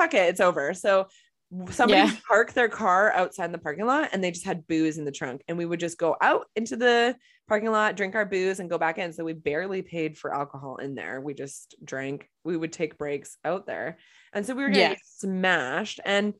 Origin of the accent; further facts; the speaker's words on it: Boston, Massachusetts, United States; To New York City, and I'm from Boston.